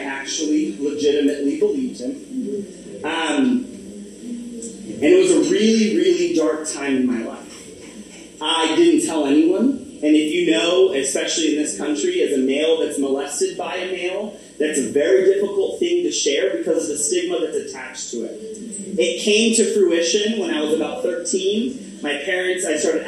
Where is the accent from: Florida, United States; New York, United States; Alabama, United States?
Florida, United States; Orlando; when I was born in Florida. I'm from Orlando, Florida. I'm the first generation born in the United States.